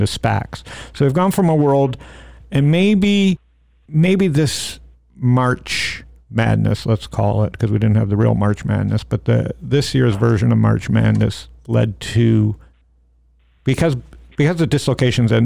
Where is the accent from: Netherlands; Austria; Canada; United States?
Canada; I grew up in Canada